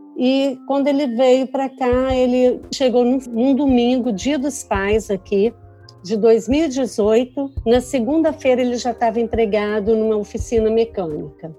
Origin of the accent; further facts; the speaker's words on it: Vitória, Espírito Santo, Brazil; moved away as an adult; now in United States; sou natural de Vitória, Espírito Santo